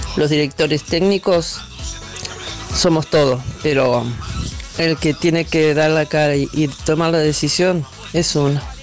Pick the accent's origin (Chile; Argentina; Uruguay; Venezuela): Uruguay; Yo soy uruguaya más que nunca